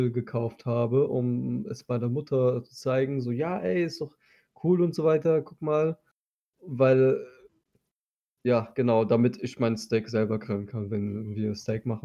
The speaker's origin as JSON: {"language": "German", "country": "Turkey"}